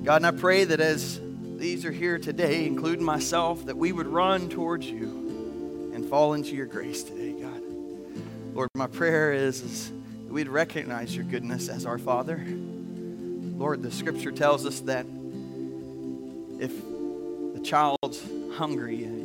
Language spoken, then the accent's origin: English; Indiana, United States; moved away; I grew up in Indiana